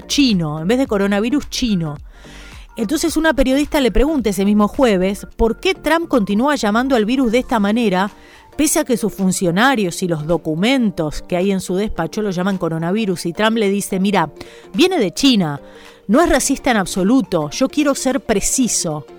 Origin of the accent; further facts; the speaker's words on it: Argentina; yo soy argentina, vivo en Argentina